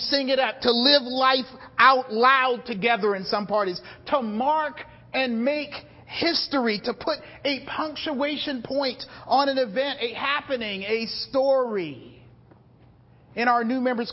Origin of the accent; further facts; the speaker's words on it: South Carolina, United States; I'm from South Carolina